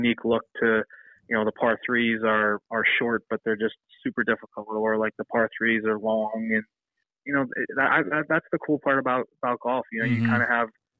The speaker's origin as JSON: {"language": "English", "town": "Pittsburgh", "region": "Pennsylvania", "country": "United States", "said": "I'm from Pittsburgh"}